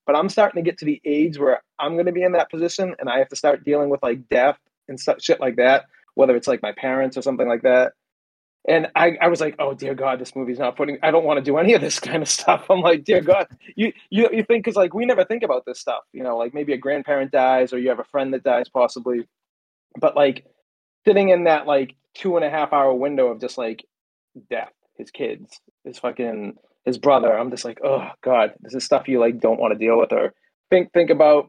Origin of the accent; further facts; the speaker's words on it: Beverly, Massachusetts, United States; I grew up in Beverly